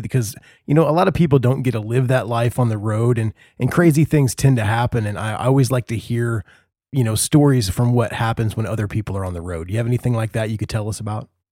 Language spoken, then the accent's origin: English; Indiana, United States; I'm from Indiana